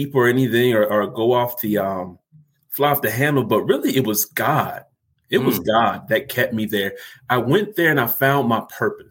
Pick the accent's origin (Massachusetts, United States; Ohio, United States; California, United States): Ohio, United States; Columbus; I am from Columbus, Ohio, so the Buckeye State.